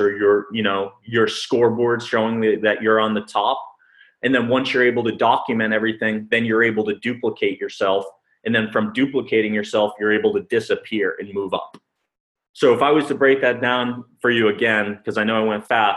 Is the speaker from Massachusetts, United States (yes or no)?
yes; Massachusetts, United States; moved away as an adult; I'm originally from Massachusetts